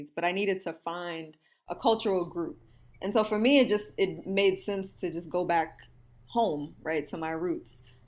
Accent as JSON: {"language": "English", "town": "Houston", "region": "Texas", "country": "United States", "tie": "born or raised there", "said": "I was born and raised in Houston, Texas"}